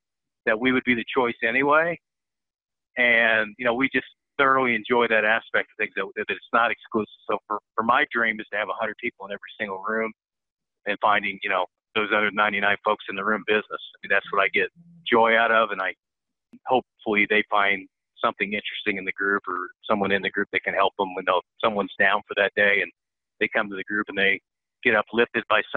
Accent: Bloomington, Indiana, United States; So I came from Southern Indiana. I grew up in Bloomington. It's about 50 miles south of Indianapolis

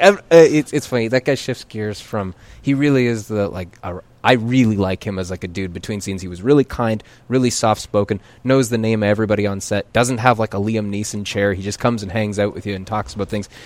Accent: Calgary, Alberta, Canada; moved away; I grew up in Calgary

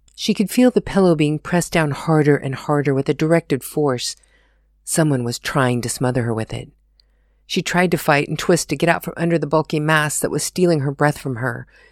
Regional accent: United States; moved away as an adult; now in Germany; being an American living in Germany

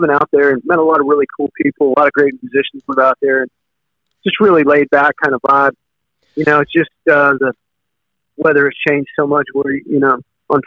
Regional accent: Gainesville, Florida, United States; also born or lived in Cobbs Creek, Virginia / West Virginia / Alabama / California; grew up in North Florida here in the swamp since I was about 10 years old

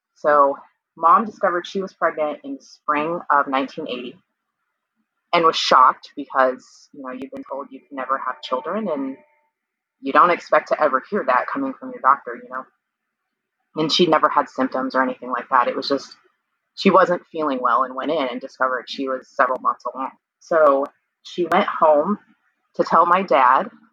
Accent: Kansas, United States; I'm from Kansas and I was born in 1980

